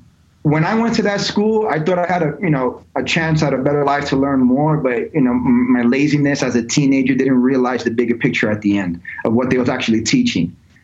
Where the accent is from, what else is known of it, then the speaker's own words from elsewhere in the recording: New York, United States; also born or lived in Georgia / California; So I grew up in three different states. I grew up in New York, grew up in Georgia, grew up in California.